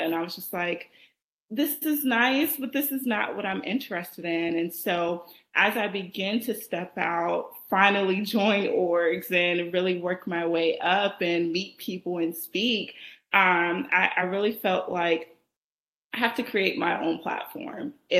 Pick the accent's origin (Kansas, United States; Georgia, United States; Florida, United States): Georgia, United States; Columbus; I was born and raised in Columbus, Georgia. Most people don't even know where that is, but it's about 2 hours from Atlanta south.